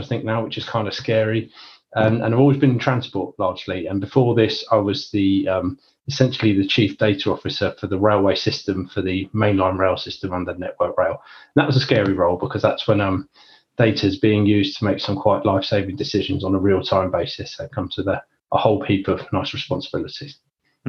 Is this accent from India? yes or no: no; London, United Kingdom; I'm from London or Northwest London originally.